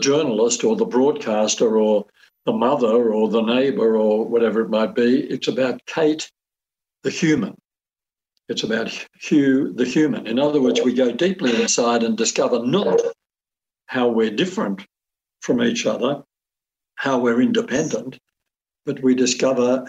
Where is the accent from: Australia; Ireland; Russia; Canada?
Australia; I'm an Australian.